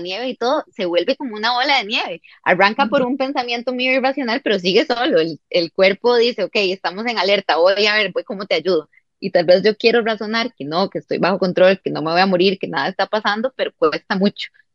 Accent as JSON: {"language": "Spanish", "country": "Costa Rica", "also_born_or_lived": "Santiago, Chile", "said": "volví a Costa Rica, ya habiendo terminado el bachillerato"}